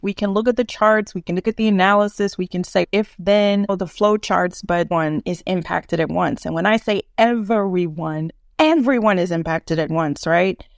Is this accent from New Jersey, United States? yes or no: no; Eunice, Louisiana, United States; now in Houston, United States; my hometown of Eunice, Louisiana